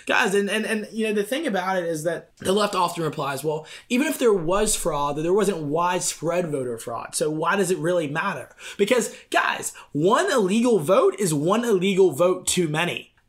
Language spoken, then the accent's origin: English; Georgia, United States; here in Alpharetta, Georgia, in my home state